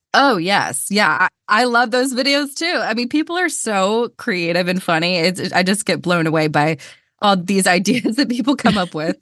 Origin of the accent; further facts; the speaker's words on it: Georgia, United States; accent: Southern; I'm from Georgia. I grew up in the South.